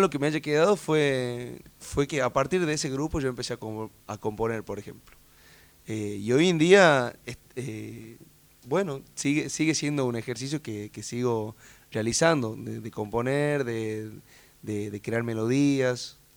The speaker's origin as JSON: {"language": "Spanish", "region": "Tucumán", "country": "Argentina", "tie": "born or raised there", "moved": "as an adult", "lives_now": "Catamarca, Argentina", "said": "hace seis años que vivo ahí. O sea, me mudé a los 22 años, o sea, toda una vida en Tucumán."}